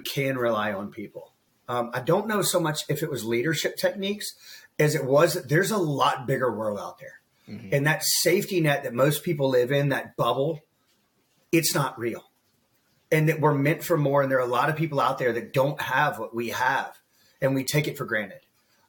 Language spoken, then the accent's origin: English; Columbia, South Carolina, United States; also born or lived in Pontiac, South Carolina; I grew up just outside of Columbia, South Carolina